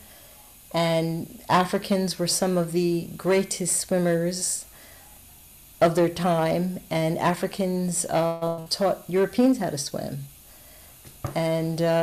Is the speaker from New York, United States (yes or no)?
yes; Westchester County, upstate New York, United States; moved away as an adult; now in South Florida, United States; I grew up in upstate New York in Westchester County.